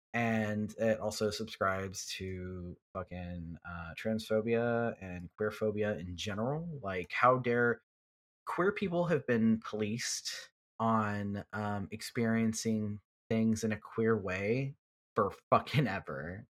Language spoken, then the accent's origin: English; Houston, Texas, United States; I'm from Houston